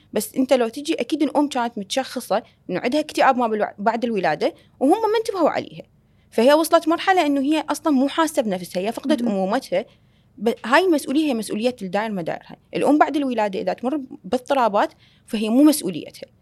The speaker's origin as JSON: {"language": "Arabic", "country": "Iraq", "said": "عندنا بالعراق"}